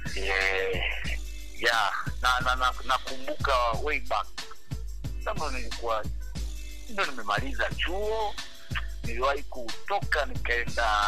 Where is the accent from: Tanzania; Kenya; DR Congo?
Tanzania; Mwanza; moved away; also born or lived in Dar es Salaam; nimezaliwa Bigando, Mwanza, nilisukuma kabisa kama tena ni msukuma kabisa